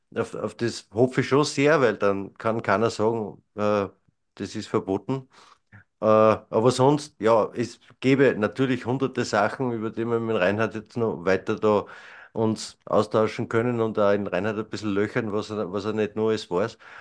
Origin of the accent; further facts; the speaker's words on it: Mühlviertel, Upper Austria, Austria; bei uns im Mühlviertel